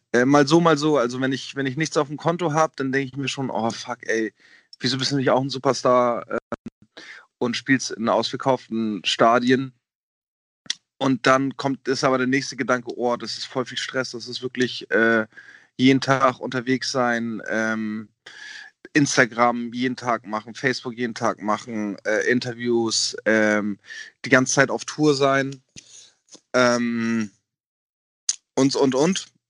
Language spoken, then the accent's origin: German; Germany; dass ich Deutscher bin, weil ich einen deutschen Pass habe